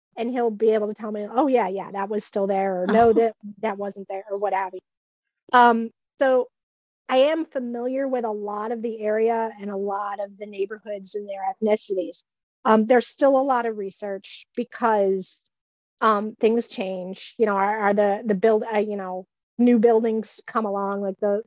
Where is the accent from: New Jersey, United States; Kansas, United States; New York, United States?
New York, United States; Hamburg; I grew up in a suburb of Buffalo in the South Towns called Hamburg.